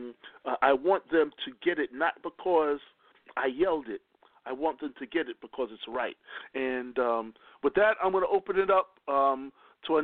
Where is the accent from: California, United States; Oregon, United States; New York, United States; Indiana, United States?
New York, United States; I'm from New York